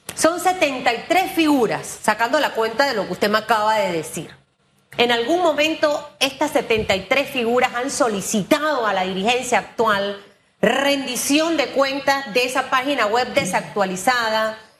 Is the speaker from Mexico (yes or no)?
no; Panama; yo siendo panameña